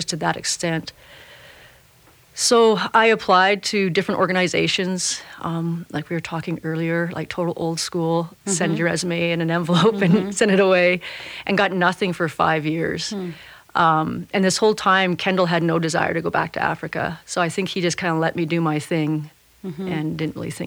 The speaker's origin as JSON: {"language": "English", "country": "Canada", "tie": "born or raised there", "also_born_or_lived": "Yukon / British Columbia", "said": "We're both Canadian. I grew up in the Yukon in British Columbia."}